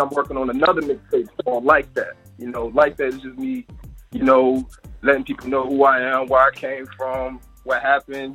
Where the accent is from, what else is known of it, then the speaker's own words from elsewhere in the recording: Virginia, United States; I'm from Virginia.